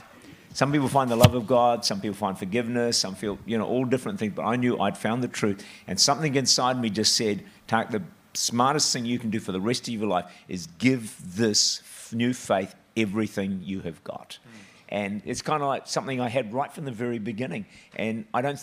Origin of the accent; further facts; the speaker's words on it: New Zealand; I was born in New Zealand, six children, and I was the last of the six. And so we grew up in town